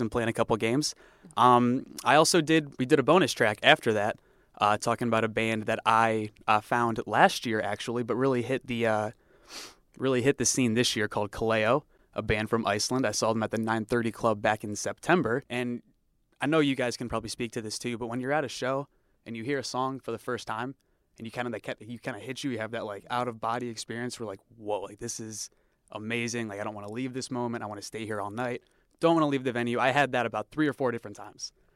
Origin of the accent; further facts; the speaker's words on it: Cleveland, Ohio, United States; moved away; my hometown of Cleveland, Ohio